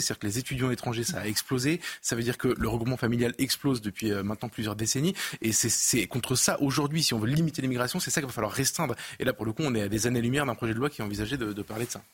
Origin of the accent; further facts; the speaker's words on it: Avignon, Provence-Alpes-Côte d'Azur, France; je viens d'Avignon